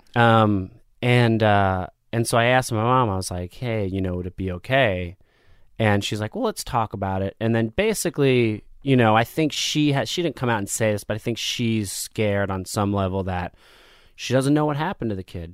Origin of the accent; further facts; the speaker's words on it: Asbury Park, New Jersey, United States; also born or lived in Michigan / Neptune, New Jersey; I grew up in New Jersey. So I was born in Michigan